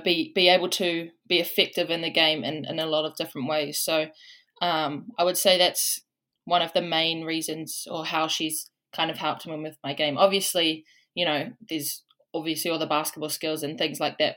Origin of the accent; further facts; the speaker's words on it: Waikato, New Zealand; moved away as an adult; now in Washington State, United States; I'm from Waikato, um, back home